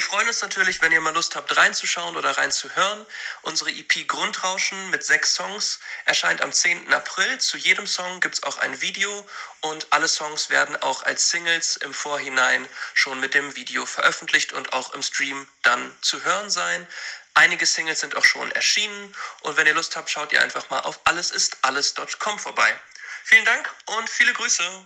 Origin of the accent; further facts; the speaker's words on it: Hanover, Lower Saxony, Germany; Wir kommen aus Hannover